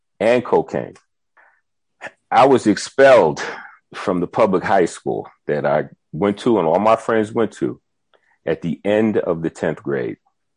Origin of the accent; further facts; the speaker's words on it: Tuckahoe, New York, United States; moved away as an adult; now in South Africa; I'm from Tuckahoe, New York, which is very close to the Bronx, actually